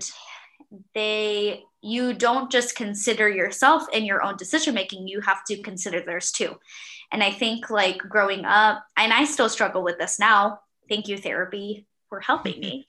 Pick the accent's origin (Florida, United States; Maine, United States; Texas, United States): Florida, United States; Miami; also born or lived in Virginia; now in Charlotte, United States; I grew up in Miami